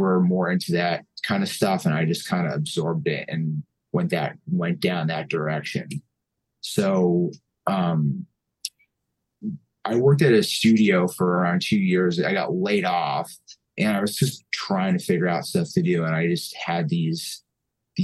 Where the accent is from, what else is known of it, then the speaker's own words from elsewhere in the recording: Mountain Top, Pennsylvania, United States; also born or lived in New York; I grew up in Mountaintop, and growing up around here in like the 2000s